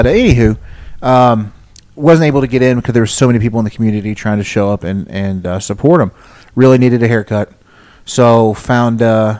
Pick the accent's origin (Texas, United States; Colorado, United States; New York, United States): Texas, United States; as an American, as a Texan